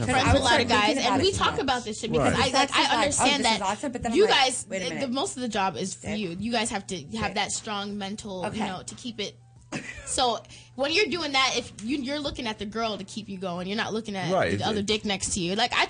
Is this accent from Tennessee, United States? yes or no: no; New York, United States; I was born in New York.